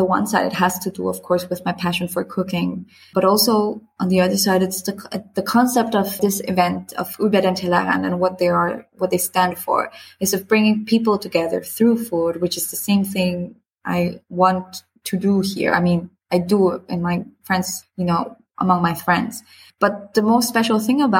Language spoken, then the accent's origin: English; Honduras; moved away as an adult; now in Frankfurt, Germany; I come from Honduras. That's in Central America